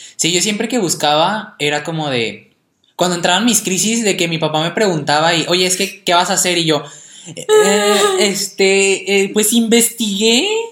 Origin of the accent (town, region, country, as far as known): Mexico